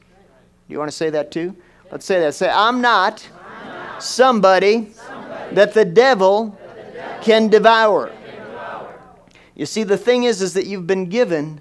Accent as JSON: {"language": "English", "country": "United States", "said": "I'm from America"}